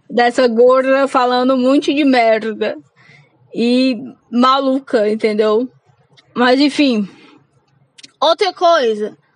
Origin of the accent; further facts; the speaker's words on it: Fortaleza, Ceará, Brazil; now in Caucaia, Brazil; sou cearense da periferia de Fortaleza. Moro numa cidade chamada Calcaia.